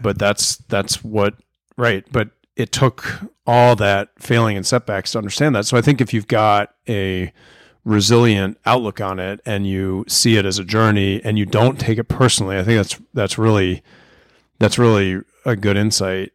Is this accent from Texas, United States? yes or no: no; Arlington, Virginia, United States; now in Charlottesville, United States; I grew up in Arlington, Virginia